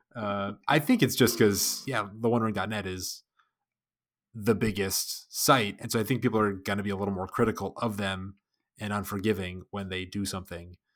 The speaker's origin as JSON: {"language": "English", "country": "United States", "said": "I'm an American"}